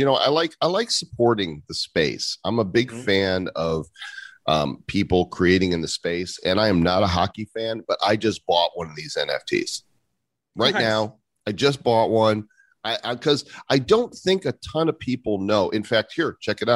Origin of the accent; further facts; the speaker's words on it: Chicago suburbs, Illinois, United States; growing up in the Chicago suburbs